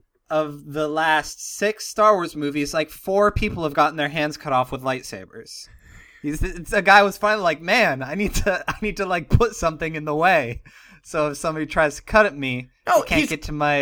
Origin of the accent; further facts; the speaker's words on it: Ligonier, Pennsylvania, United States; born or raised there